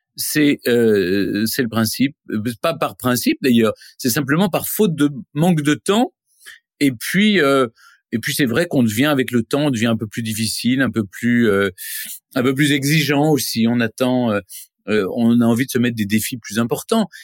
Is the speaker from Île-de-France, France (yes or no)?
no; Nancy, Grand Est, France; also born or lived in Lyon; je suis né à Lyon. Ensuite, à, l'âge de 4 ans, on est parti à Nancy